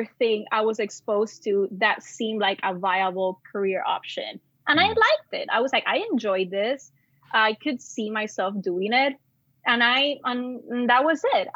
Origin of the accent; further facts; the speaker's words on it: San Juan, Puerto Rico; moved away as an adult; also born or lived in Caguas, Puerto Rico / Gurabo, Puerto Rico / Bayamón, Puerto Rico / Syracuse, New York; I was born in Coupe, which is a neighborhood in San Juan, the capital. For the most part, grew up in that area, moved around a lot.